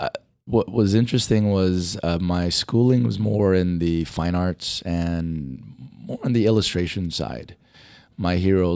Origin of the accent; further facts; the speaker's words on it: Kauai, Hawaii, United States; I was born and raised in Hawaii, in the island of Kauai.